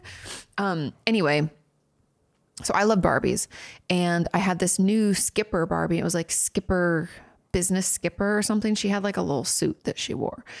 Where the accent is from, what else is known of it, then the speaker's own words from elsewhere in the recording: Washington, United States; moved away as an adult; also born or lived in California; now in Texas, United States; which I grew up in Washington